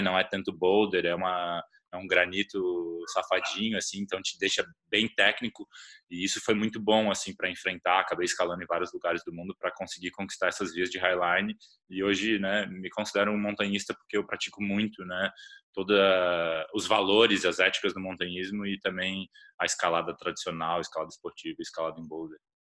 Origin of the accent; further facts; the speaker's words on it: Florianópolis, Santa Catarina, Brazil; Eu sou de Floripa, que tem uma comunidade bastante forte